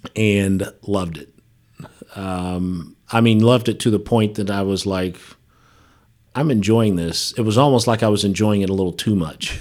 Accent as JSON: {"language": "English", "town": "Dayton", "region": "Ohio", "country": "United States", "tie": "born or raised there", "also_born_or_lived": "West Virginia", "moved": "yes", "said": "I grew up in Dayton, Ohio"}